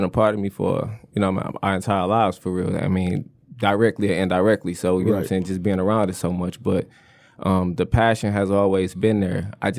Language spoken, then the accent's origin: English; Flint, Michigan, United States; Look, … was pivotal for anybody that come up in Flint.